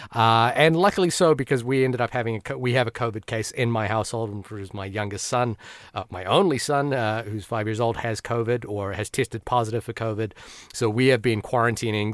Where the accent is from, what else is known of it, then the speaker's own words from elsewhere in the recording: Fiji; moved away; also born or lived in New Zealand; despite growing up in a Bollywood-obsessed household, uh, being an Indian kid, uh, in Fiji